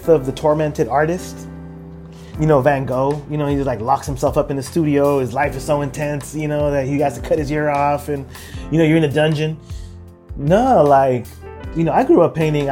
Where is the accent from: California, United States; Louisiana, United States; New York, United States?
California, United States; San Francisco; also born or lived in El Salvador; we were all born in El Salvador. I'm the youngest of 4 boys. She brought us all here to San Francisco to avoid the war.